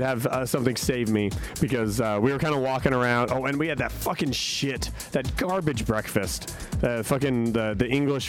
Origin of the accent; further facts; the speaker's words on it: United States; I'm a tourist.